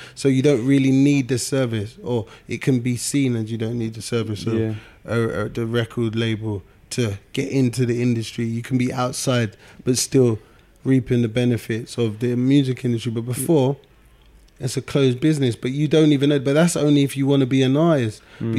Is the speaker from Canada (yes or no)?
no; Nigeria; you can't be a doctor, a lawyer, or an accountant because I'm Nigerian.